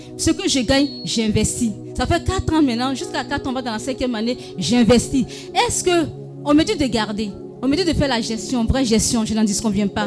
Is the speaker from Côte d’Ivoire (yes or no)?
yes; Korhogo, Savanes, Côte d’Ivoire; chez nous, à Corogo